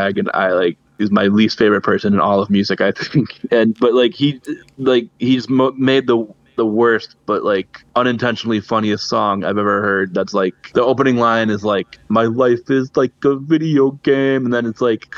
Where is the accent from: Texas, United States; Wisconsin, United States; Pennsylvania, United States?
Wisconsin, United States; I am from the great state of Wisconsin, lived here